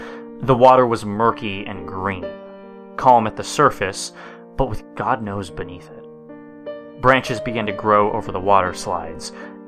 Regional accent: Florida, United States; Growing up in Florida, like me, you hear a lot of talk about the brain-eating bacteria that live in the water.

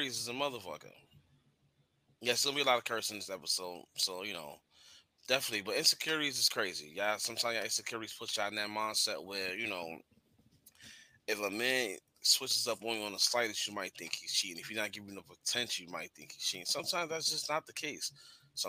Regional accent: New York, United States; I'm from New York.

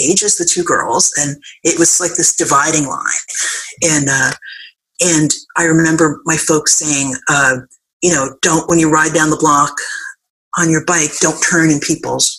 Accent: New York City, New York, United States; We grew up on Seton Avenue in the Bronx

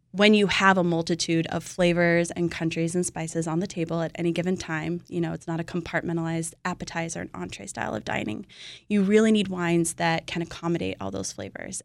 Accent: California, United States; I'm from California

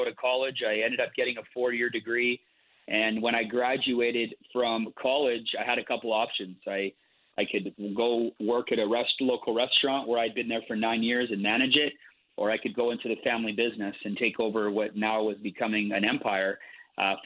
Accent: Calgary, Alberta, Canada; I was born in Calgary, Alberta, Canada, way up north here. It's currently snowing here today, but I was born here.

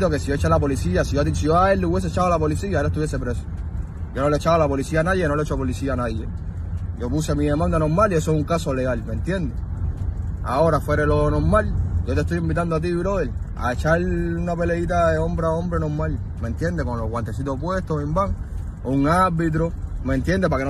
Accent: La Lisa, Havana, Cuba; Yo soy de la Lisa 194 entre 43 y 45.

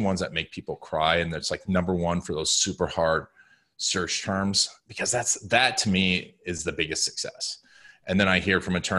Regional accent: Orlando, Florida, United States; growing up in Orlando

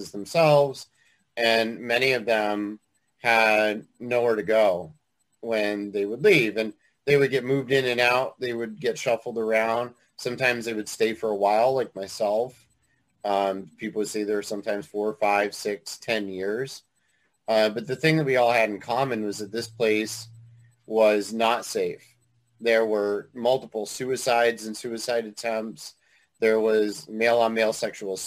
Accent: Willimantic, Connecticut, United States; I grew up in Willimantic, Connecticut.

